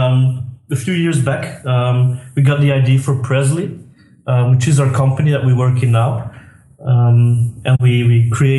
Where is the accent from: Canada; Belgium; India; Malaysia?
Belgium; I'm from Belgium, as you might hear from my accent